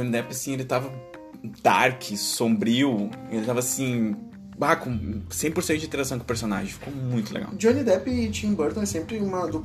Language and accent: Portuguese; Rio Grande do Sul, Brazil; sim, nós somos gaúchos.